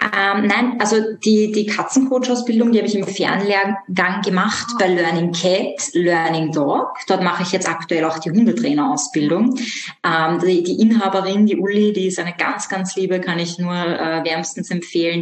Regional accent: Vienna, Austria; ich komme aus Wien. Ich bin auch in Wien aufgewachsen

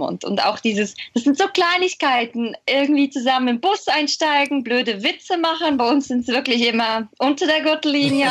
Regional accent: Switzerland; bei uns in der Schweiz

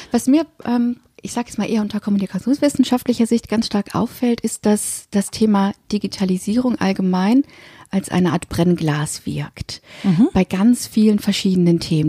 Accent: Germany; Und jetzt bin ich hier noch im dritten, im Deutschen, als gebürtige Deutsche

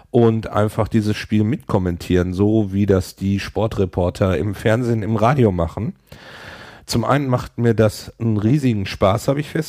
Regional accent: Hamburg, Germany; ich komme aus Hamburg

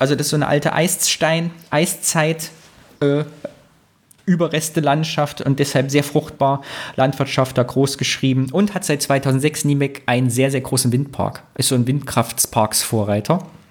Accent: Greußen, Thuringia, Germany; bei Greußen, da wo ich herkomme

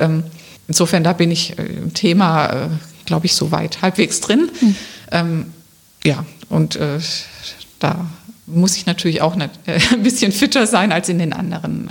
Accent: Rems Valley, near Stuttgart, Baden-Württemberg, Germany; moved away as an adult; now in Wiesbaden, Germany; Ich bin eigentlich Schwäbin. Ich komme aus dem Remstal, also in Nähe von Stuttgart.

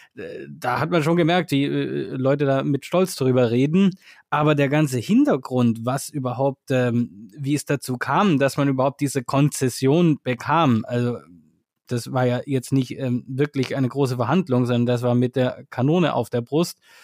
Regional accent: Germany; now in China; als Deutscher

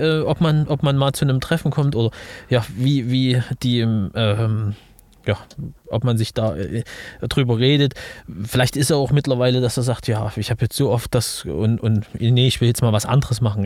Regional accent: Leipzig, Saxony, Germany; in meiner Heimatstadt in Leipzig.

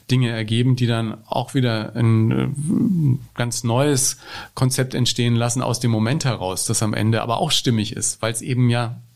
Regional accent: Ebern, Bavaria, Germany; wir haben als Kinder in Ebern in Franken mit zwei Kassettenrekordern uns, wie das in Bayern so üblich war

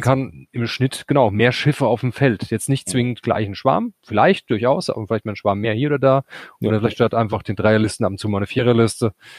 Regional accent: Hesse, Germany; wir kommen aus Hesse

